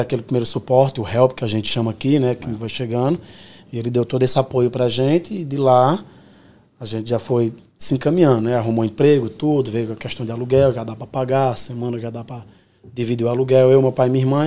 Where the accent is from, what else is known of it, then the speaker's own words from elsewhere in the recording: Petrolina, Pernambuco, Brazil; moved away as an adult; also born or lived in Cabrobó, Pernambuco; now in New York, United States; E fui criado em Petrolina, né? Cresci em Petrolina, Pernambuco, pertinho.